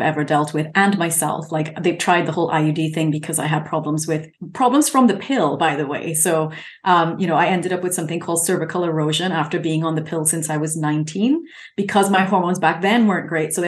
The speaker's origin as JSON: {"language": "English", "country": "Trinidad & Tobago", "tie": "born or raised there", "also_born_or_lived": "United Kingdom", "moved": "yes", "lives_now": "San Diego, United States", "said": "I lived in the UK for 20 years. I'm now in San Diego. I grew up in Trinidad"}